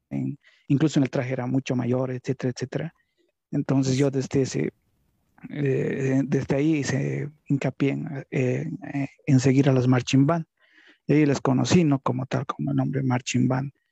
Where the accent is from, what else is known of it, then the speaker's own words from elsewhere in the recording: Bolivia; qué nivel había exactamente en Bolivia. Estaba muy cerrado en mi pueblito, por decirlo así.